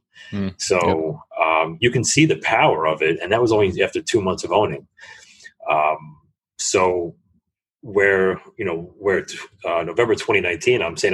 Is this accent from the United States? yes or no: yes; New York City, New York, United States; I'm from New York City